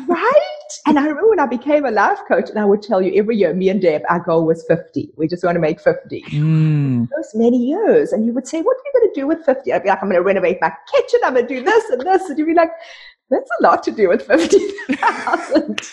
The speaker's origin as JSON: {"language": "English", "country": "South Africa", "tie": "born or raised there", "moved": "as an adult", "lives_now": "Canada", "said": "I was raised in South Africa"}